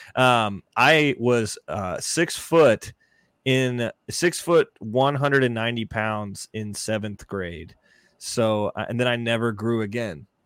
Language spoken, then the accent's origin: English; Texas, United States; I grew up in Texas